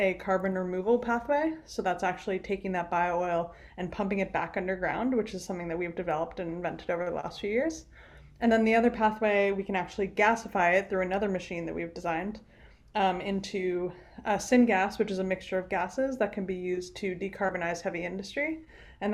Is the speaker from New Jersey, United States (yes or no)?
yes; New Jersey, United States; moved away as an adult; also born or lived in Rhode Island; my background, I grew up in New Jersey